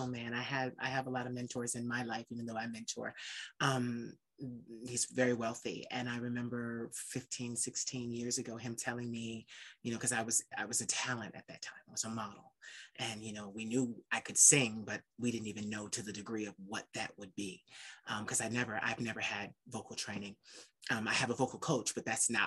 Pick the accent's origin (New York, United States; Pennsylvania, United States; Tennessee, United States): Pennsylvania, United States; Philadelphia; I'm from Philly